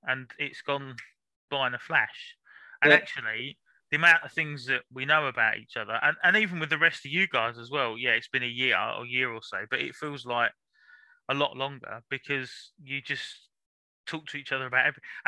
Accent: London, United Kingdom; moved away as an adult; also born or lived in Lambeth, South London; now in Norfolk, United Kingdom; I was born South London as well. I was born in King's College. So that's in, Lambeth, I think it is. But lived in North London until 5-6 years ago

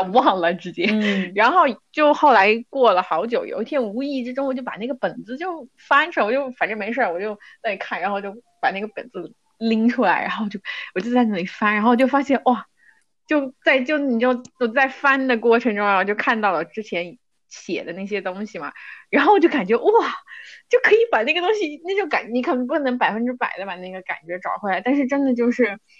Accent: Kunming, Yunnan, China; accent: Kunming dialect; 我们昆明话

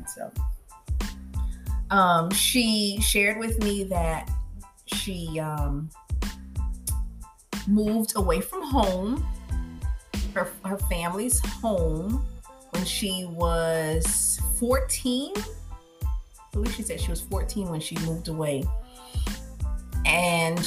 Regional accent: 3rd largest city in Louisiana, United States; It's the 3rd largest city in Louisiana. And where my husband's from can't compete with, you know, what my hometown has to offer

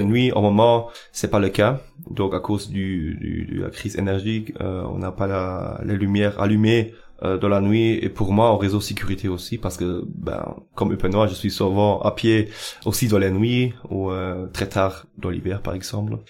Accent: Eupen, Wallonia, Belgium; j'habite à Eupen depuis toujours, donc je suis Eupenois

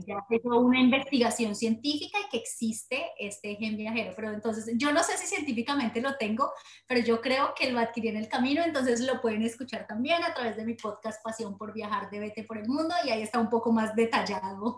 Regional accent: Colombia; moved away as an adult; Soy colombiana, nata, nacida en colombiana, pero mi corazón realmente pertenece al mundo entero, o sea, nací para recorrer el mundo y entonces eh, nata en Colombia

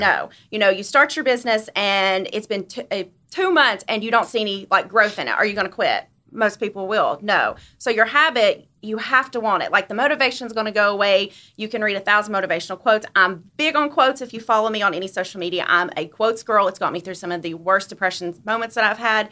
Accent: Blountville, Tennessee, United States; now in Johnson City, United States; I'm actually from Blumpville, Tennessee. Good old Blumpville. Um, I moved to Johnson City when I was twenty years old and been here ever since.

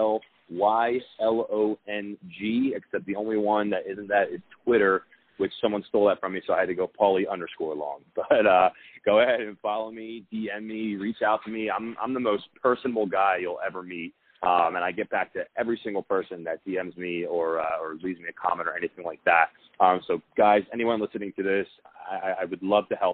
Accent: Philadelphia, Pennsylvania, United States; moved away as an adult; now in Scottsdale, United States; I'm from Philadelphia.

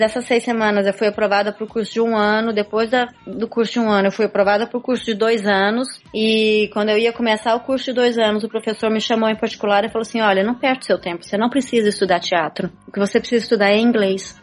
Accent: Brazil; accent: Brazilian; moved away as an adult; now in United States; eu sou brasileira

